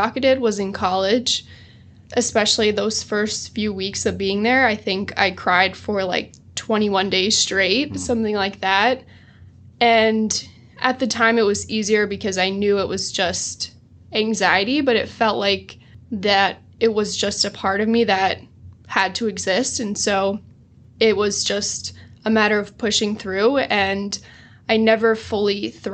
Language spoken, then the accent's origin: English; New Jersey, United States; I am from New Jersey, proud Jersey girl